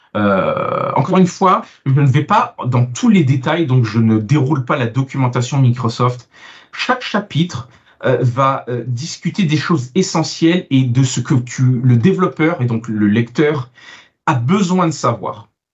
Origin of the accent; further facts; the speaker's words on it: France; also born or lived in Italy; now in Canada; je suis franco-italo-canadien, donc je suis italien, né en France et j'ai immigré au Canada et ça fait de moi maintenant un Canadien.